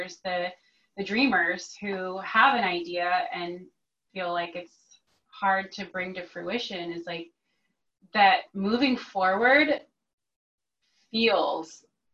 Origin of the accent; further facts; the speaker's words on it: Texas, United States; moved away as an adult; I'm from Texas originally. I moved out here 10 years ago